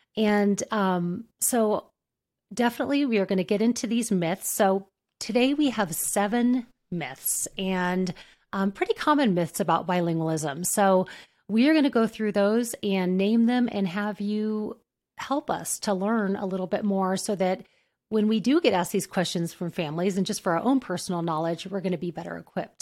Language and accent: English; New Mexico, United States; I grew up in New Mexico, about an hour f-, from, um, the, from Mexico